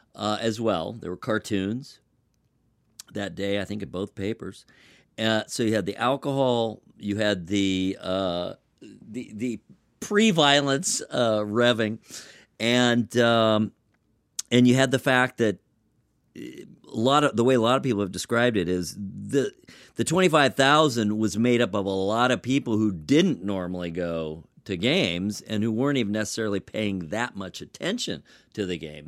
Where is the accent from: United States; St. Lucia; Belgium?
United States; Los Angeles, California; moved away; I'm from Los Angeles originally